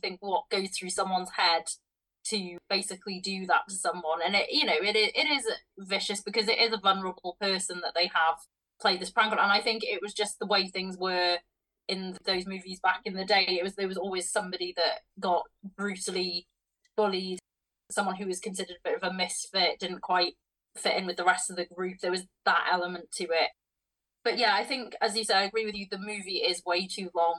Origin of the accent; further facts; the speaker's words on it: Wales, United Kingdom; I'm from Wales